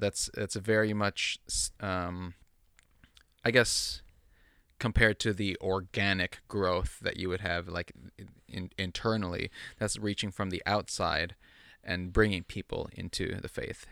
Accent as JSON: {"language": "English", "country": "United States", "tie": "born or raised there", "also_born_or_lived": "Philippines", "said": "I'm Filipino, but I grew up primarily in suburban United States."}